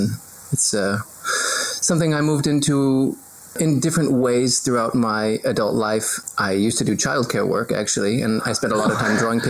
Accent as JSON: {"language": "English", "town": "Seattle", "region": "Washington", "country": "United States", "tie": "born or raised there", "moved": "yes", "lives_now": "New Zealand", "said": "I grew up in Seattle, where that's just what we drink instead of water."}